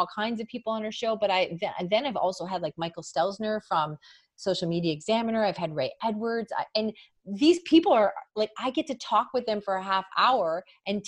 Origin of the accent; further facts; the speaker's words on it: Canada; I'm from Canada.